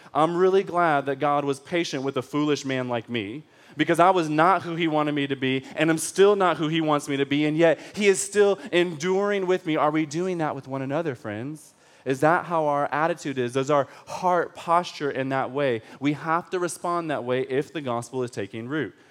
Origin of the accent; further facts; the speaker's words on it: Detroit, Michigan, United States; I am from Detroit